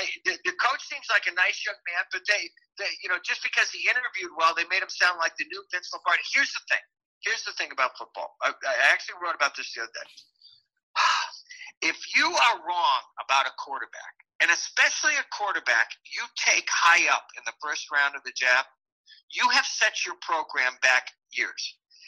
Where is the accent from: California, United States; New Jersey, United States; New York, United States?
New York, United States; upstate; I grew up in upstate New York